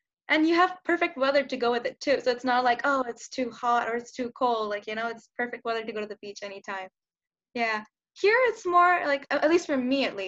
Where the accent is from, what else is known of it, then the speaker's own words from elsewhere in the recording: Los Angeles, California, United States; I'm from Los Angeles